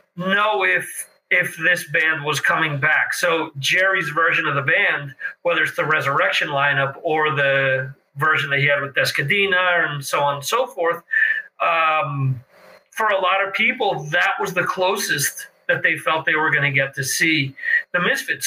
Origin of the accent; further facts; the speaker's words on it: Dover, New Jersey, United States; growing up in Morris County in, in Dover, we had our fireworks every year